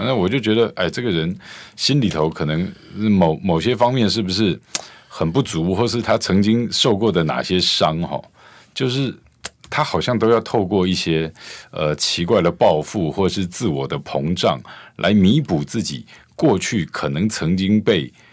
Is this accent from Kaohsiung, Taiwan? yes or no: no; Taoyuan, Taiwan; 我们桃园人都知道啊